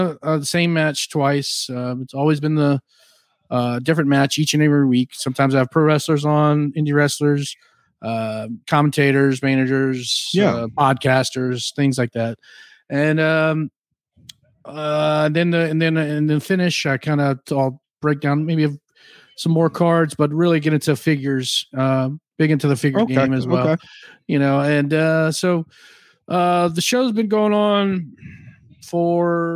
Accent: Louisiana, United States; I'm from Louisiana

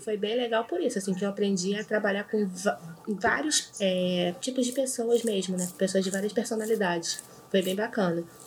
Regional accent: Rio de Janeiro, Brazil; Eu sou do Rio

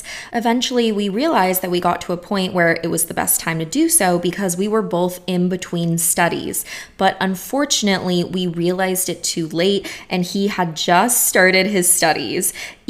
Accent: Bulgaria; first language Bulgarian; English is a second language; I actually have a spirit guide who communicates with me only in English, even though my native language is Bulgarian.

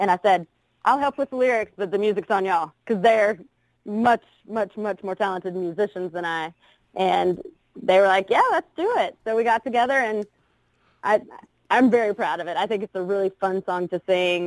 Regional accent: Spartanburg, South Carolina, United States; also born or lived in Florida; now in Nashville, United States; I'm originally from Spartanburg, South Carolina, and moved back kind of in and out of Florida and Southeast and whatnot. And I've been in Nashville for a little while now

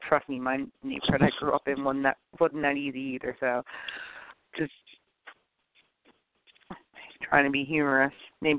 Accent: Philadelphia, Pennsylvania, United States; I come from West Noming, like, which is a really great neighborhood to grow up

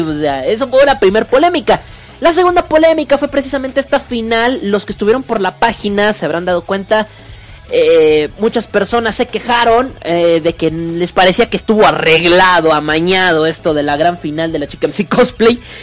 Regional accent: northern Mexico, Mexico; Soy norteño, que es diferente

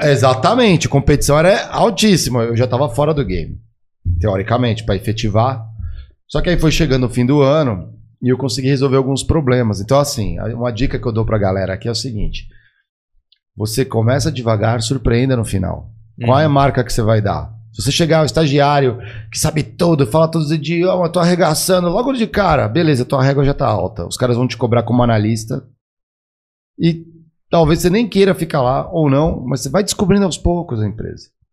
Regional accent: São Paulo, Brazil; also born or lived in Guaratinguetá; eu sou daqui de São Paulo, fui estudar no interior

